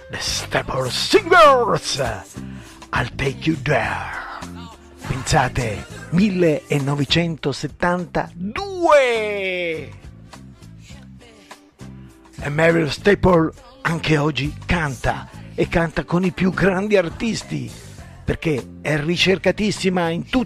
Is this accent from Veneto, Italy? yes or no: no; Pistoia, Tuscany, Italy; perché io sono l'unico che non è di qui proprio, io vengo da di là da Pistoia, non sono di Montecatini o Pescia io.